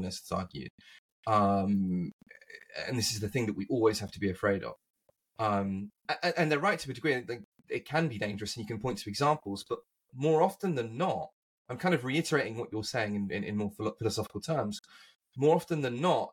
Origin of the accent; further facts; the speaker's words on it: England, United Kingdom; moved away; as an Englishman growing up